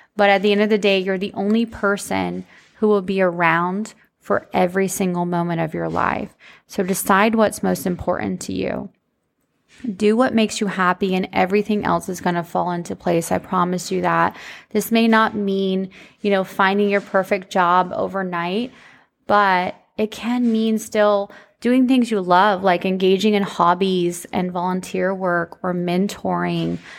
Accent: United States; growing up in the country, shout out, if you guys didn't know, I'm from Polk County

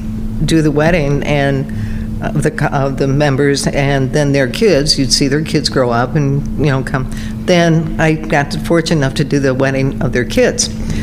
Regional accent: Ferndale, Michigan, United States; I'm from the Ferndale area and still live there.

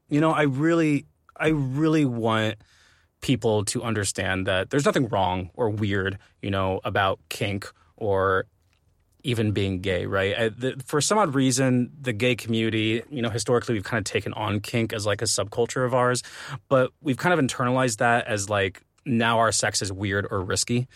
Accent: Arizona, United States; growing up in Arizona

